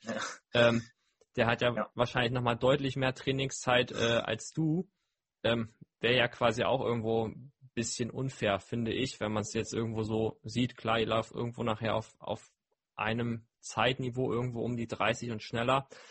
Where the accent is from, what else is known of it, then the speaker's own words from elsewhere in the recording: Hamburg, Germany; bei uns in Hamburg